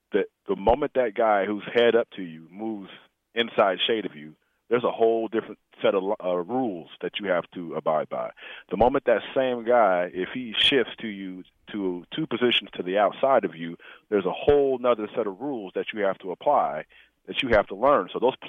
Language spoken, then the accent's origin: English; Nebraska, United States; And because they all know I came from Nebraska. They knew. Every Nebraska has a reputation.